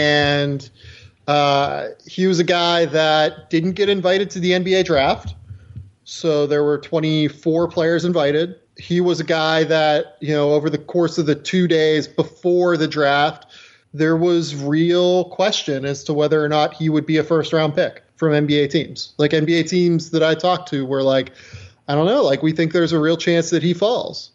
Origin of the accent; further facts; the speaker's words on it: Western Pennsylvania, United States; I am also from Western Pennsylvania